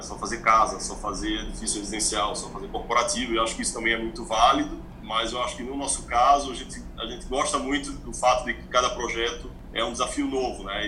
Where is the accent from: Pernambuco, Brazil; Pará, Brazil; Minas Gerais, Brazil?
Pernambuco, Brazil; also born or lived in Barcelona, Spain; now in São Paulo, Brazil; Eu sou pernambucano